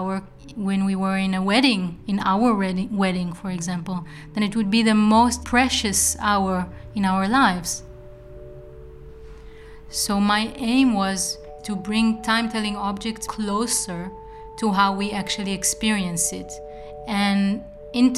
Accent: Israel; now in Eindhoven, Netherlands; I come from Israel

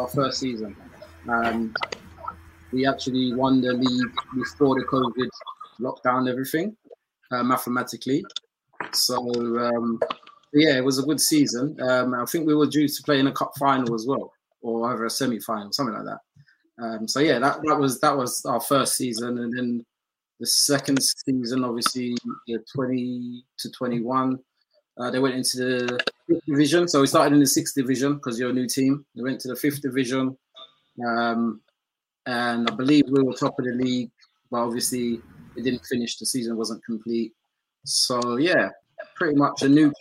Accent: London, United Kingdom; moved away as an adult; also born or lived in Swanscombe, Kent; now in Kent, United Kingdom; originally I'm from South East London, so I moved to Swansea, which is in Kent, probably 6 years ago.

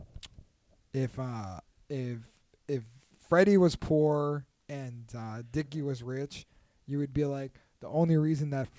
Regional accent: New York, United States; we basically hung out with other like middle income people when we were in growing up in New York

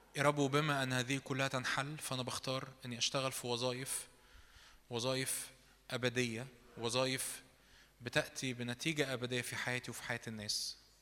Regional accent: Egypt; احنا شرقيين مصريين

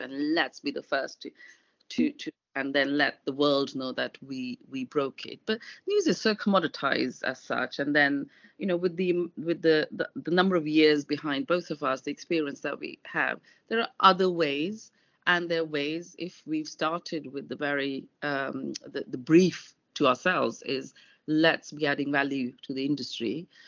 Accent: London, United Kingdom; I'm a Londoner

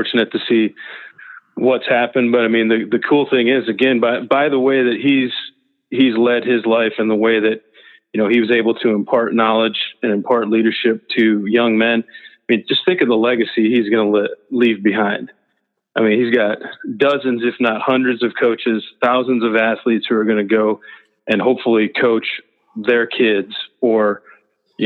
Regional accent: Midwest, United States; also born or lived in Nebraska / Tulsa / Broken Arrow; growing up in the Midwest, in the North

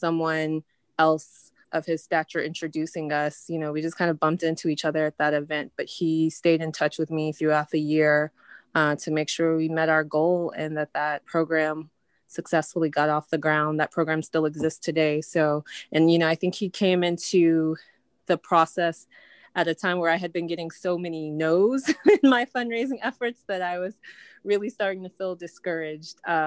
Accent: Louisville, Kentucky, United States; I'm from Louisville, Kentucky, and I'm a foreign policy professional

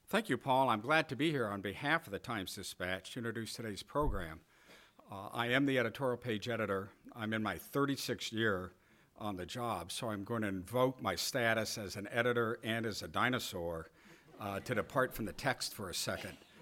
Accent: California, United States; moved away as an adult; also born or lived in Virginia; I'm actually from California

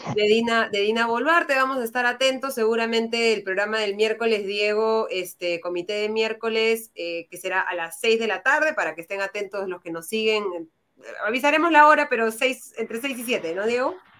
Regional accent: Peru; somos todos los peruanos

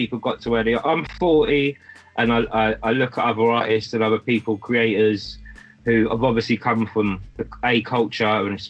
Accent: London, United Kingdom; I was born in London. Growing up with my mum being Irish, there was this connection to Ireland

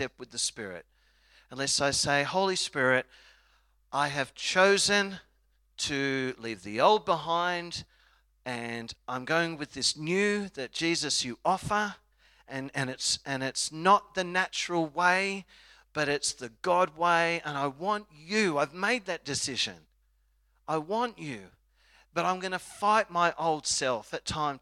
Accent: Australia; I'm an Aussie

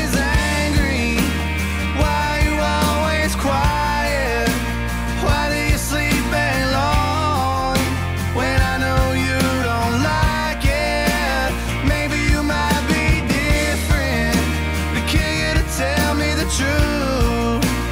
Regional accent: Texas, United States; being a Texan

